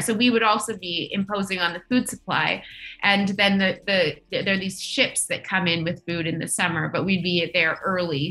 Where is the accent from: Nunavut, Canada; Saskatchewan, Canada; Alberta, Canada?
Nunavut, Canada; I grew up in Nunavut